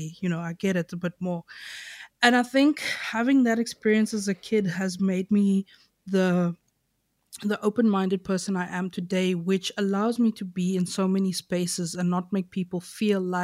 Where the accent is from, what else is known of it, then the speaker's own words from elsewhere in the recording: Knysna, Western Cape, South Africa; I grew up, like the area I grew up in Nyasa is called Reenendal.